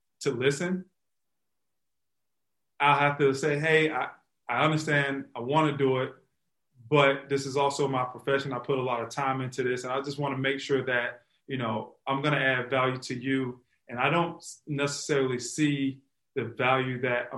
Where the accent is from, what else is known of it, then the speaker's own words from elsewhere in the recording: Florida, United States; moved away as an adult; also born or lived in Chicago; when I moved back to Florida, she lives here in my hometown.